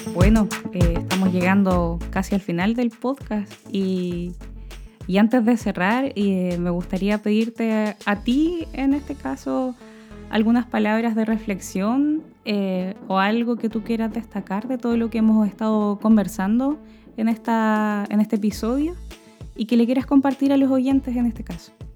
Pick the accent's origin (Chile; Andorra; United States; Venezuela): Chile